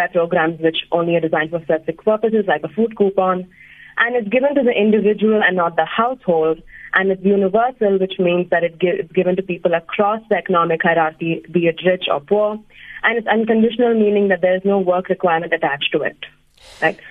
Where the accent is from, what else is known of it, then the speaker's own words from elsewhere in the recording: South India, India; now in Bangalore, India; I am from South India